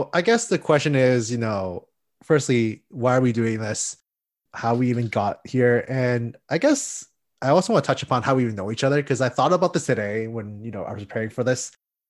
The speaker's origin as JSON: {"language": "English", "town": "Toronto", "region": "Ontario", "country": "Canada", "said": "We're both from Toronto."}